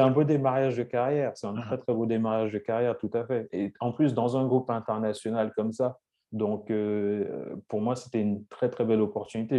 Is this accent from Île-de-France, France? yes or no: no; Lyon, Auvergne-Rhône-Alpes, France; moved away as an adult; also born or lived in Saint-Étienne / England; j'ai grandi à Lyon